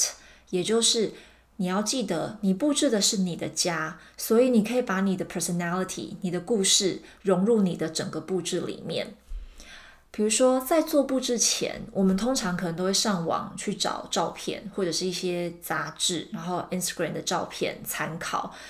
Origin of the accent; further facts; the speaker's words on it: Taiwan; moved away; 我今年抵达现在的新家之后啊，我是把就是我从台湾带过来的很有经验的卡片、照片，然后小布偶。